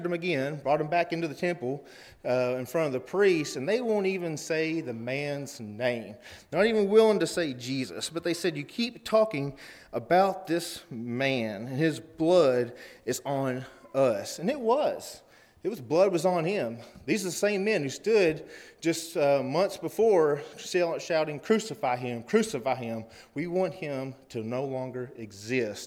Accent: Cookeville, Tennessee, United States; we're from Cookeville, Tennessee.

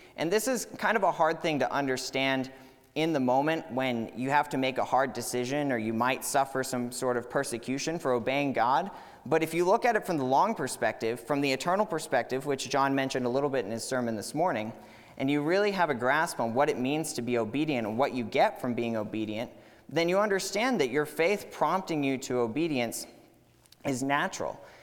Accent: Katy, Texas, United States; moved away as an adult; I grew up here in Katy

